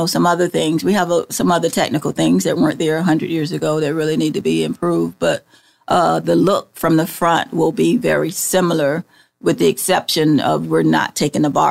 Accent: Florida, United States; I'm from Florida, and where our history goes back to 1500s

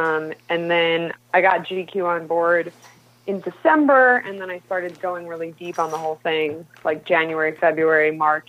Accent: New York, United States; moved away as an adult; now in Los Angeles, United States; Yeah, I grew up in New York. Uh-huh. I've been in LA 8 years.

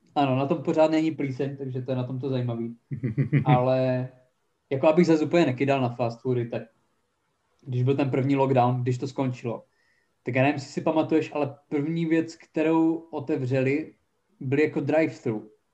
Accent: Haná, Czechia; moved away as an adult; also born or lived in Brno; jsem odjel z Hany po osnácti letech

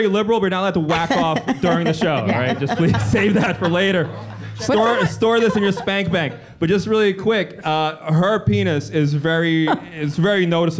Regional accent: New York City, New York, United States; because I grew up in the South Bronx. And I was the only white kid in my school.

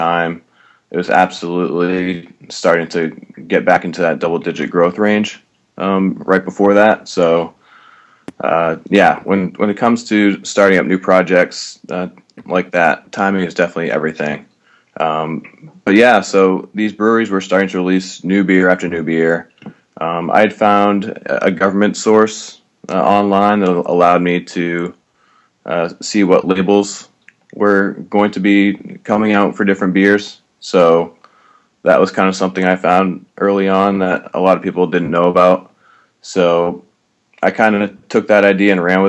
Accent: Maine, United States; moved away as an adult; also born or lived in New Hampshire / Boston; I grew up in Maine

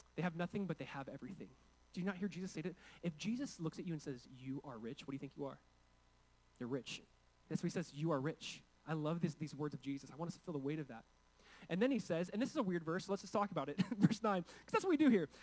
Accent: California, United States; I come from California. I come from a state where there's essentially forced speech happening

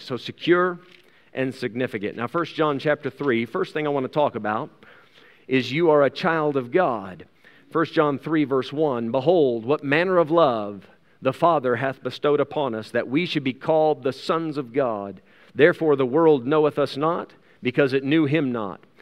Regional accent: United States; now in South Africa; I still have an American passport. I'm an American citizen.

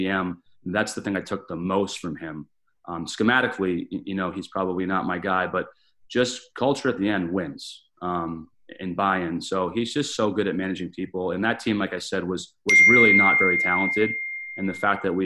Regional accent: Winchester, Massachusetts, United States; moved away; I grew up in Winchester, Mass, played for the legendary John Perani

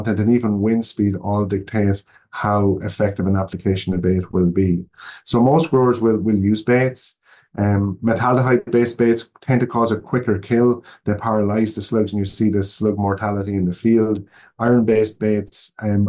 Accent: Ireland; moved away as an adult; now in Oregon, United States; I'm not from the United States. I was born in Ireland, and that's where I grew up

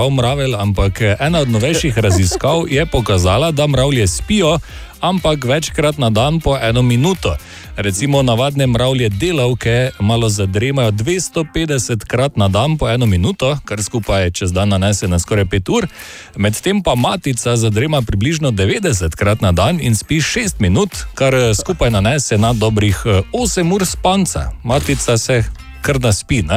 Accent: Maribor, Drava, Slovenia; prihajam iz Maribora in mi temu pravimo pičego.

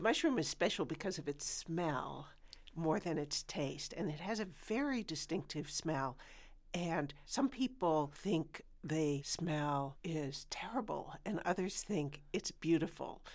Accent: United States; as an American

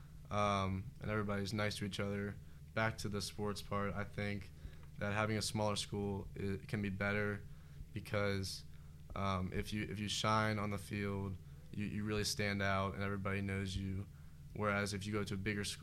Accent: Mariemont school district, Ohio, United States; I've been a part of the district since kindergarten

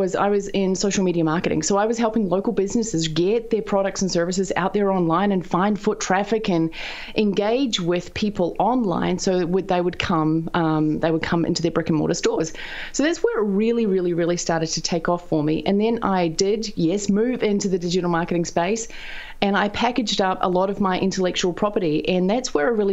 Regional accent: the bottom of New Zealand, southern New Zealand, New Zealand; also born or lived in United States; I'm a farm girl from down at the bottom of New Zealand, which is very close to Antarctica

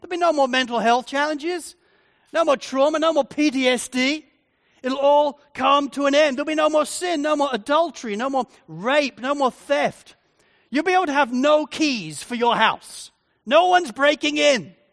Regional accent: England, United Kingdom; now in Australia; Maybe I have an advantage because I'm English. You know, however long I've lived in Australia for, and even though I'm now a citizen of Australia, I still don't really feel Australian. I feel like an Englishman living here.

